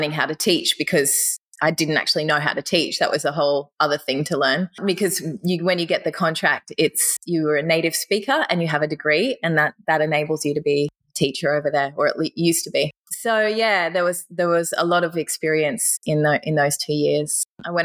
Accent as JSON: {"language": "English", "region": "Southeast Queensland", "country": "Australia", "tie": "born or raised there", "said": "I grew up in Southeast Queensland in the bush, in the country."}